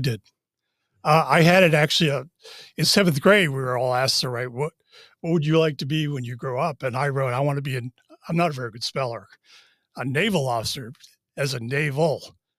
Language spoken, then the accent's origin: English; Wellesley, Massachusetts, United States; moved away as an adult; now in Charlottesville, United States; I grew up in Wellesley, Massachusetts